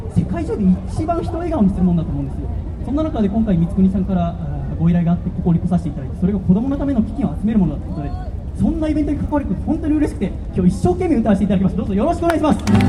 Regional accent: Yokohama, Kanagawa, Japan; also born or lived in Tokyo; 僕は横浜生まれ横浜育ち

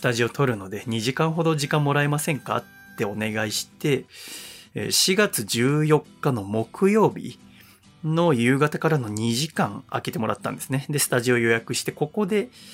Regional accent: Yokohama, Kanagawa, Japan; moved away as an adult; also born or lived in Sangenjaya, Tokyo; 当時私はこのラジオは神奈川の横浜の実家で行っていましたので

